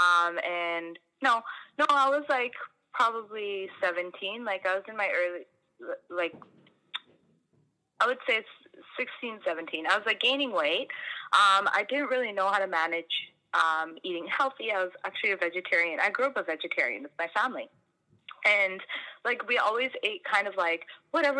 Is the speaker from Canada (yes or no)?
yes; Canada; also born or lived in Fiji / India; I was born in Canada